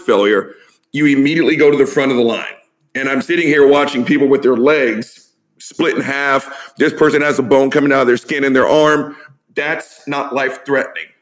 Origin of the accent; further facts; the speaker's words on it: the South, United States; I'm old and I'm from the South